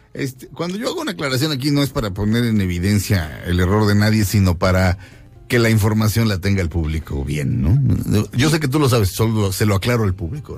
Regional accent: Mexico; Aquí nací y aquí me muero.

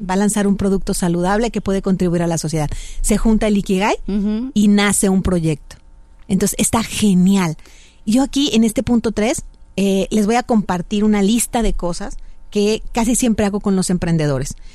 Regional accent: Mexico; muchos de nosotros como mexicanos pensamos

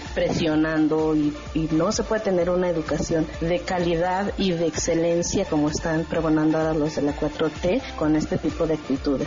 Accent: Oaxaca, Mexico; yo soy de Oaxaca y desde que tengo uso de, razón que iba a la escuela, pues constantemente estábamos en clases

